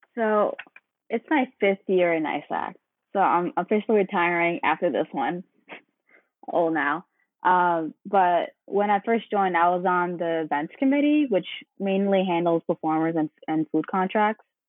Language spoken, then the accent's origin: English; New York City, New York, United States; also born or lived in Manhattan; I was born in Manhattan, but grew up in Brooklyn